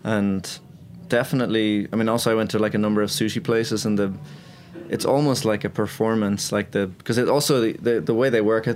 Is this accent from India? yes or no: no; Ireland; also born or lived in Japan; now in New York, United States; I'm not from New York, I'm from Ireland